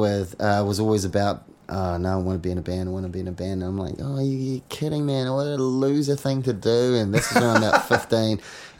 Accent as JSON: {"language": "English", "country": "New Zealand", "said": "We're from New Zealand. Yeah. We're like little brother to everybody."}